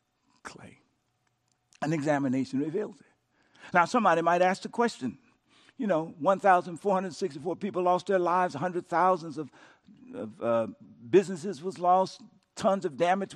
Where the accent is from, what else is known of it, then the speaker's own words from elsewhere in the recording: Louisiana, United States; my home state of Louisiana